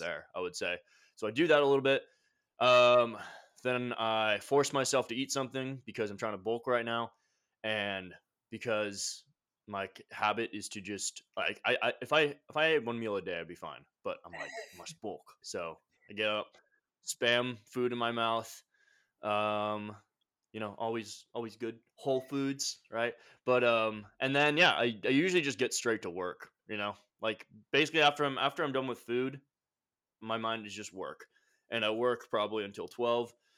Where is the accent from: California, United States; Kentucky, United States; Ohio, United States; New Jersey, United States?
California, United States; Carlsbad; moved away as an adult; now in Austin, United States; I grew up in California, Carlsbad area